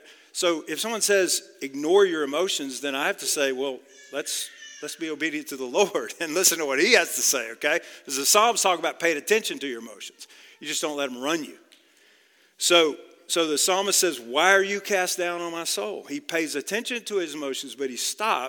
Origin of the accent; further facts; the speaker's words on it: outside of Dallas, Texas, United States; Grew up about 30 miles outside of Dallas